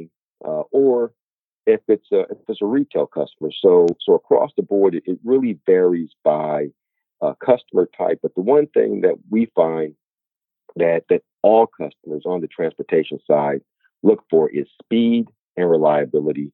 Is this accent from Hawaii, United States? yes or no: no; Inglewood, California, United States; I grew up in Inglewood, California, about 10 minutes from where the Los Angeles Lakers play